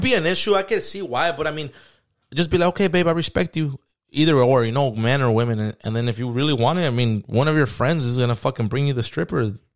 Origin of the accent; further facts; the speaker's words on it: San Diego, California, United States; I grew up in San Diego